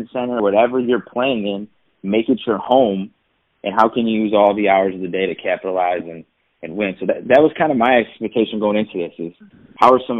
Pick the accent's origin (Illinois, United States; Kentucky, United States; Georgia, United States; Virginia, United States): Illinois, United States; Chicago; I'm from Chicago